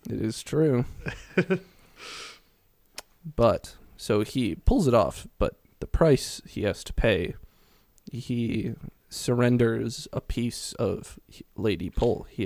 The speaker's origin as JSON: {"language": "English", "country": "United Kingdom", "said": "We're British."}